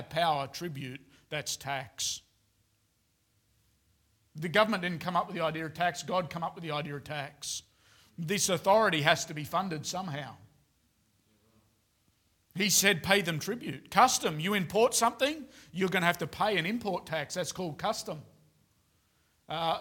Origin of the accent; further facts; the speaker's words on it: Australia; now in Queensland, Australia; as an Australian man